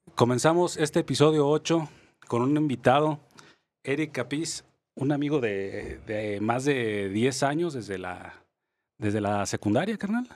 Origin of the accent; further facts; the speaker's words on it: Mexico; cómo somos los mexicanos